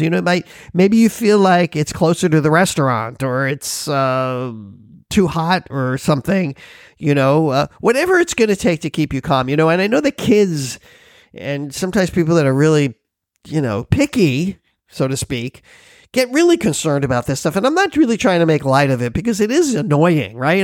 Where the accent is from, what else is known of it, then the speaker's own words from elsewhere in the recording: Florida, United States; now in Hawaii, United States; I'm from Florida. I lived there for years